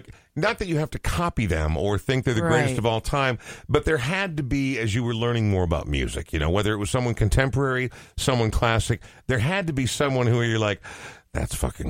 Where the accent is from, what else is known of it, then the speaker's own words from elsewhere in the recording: Coon Rapids, Minnesota, United States; I'm also from northern Minnesota, but it's Coon Rapids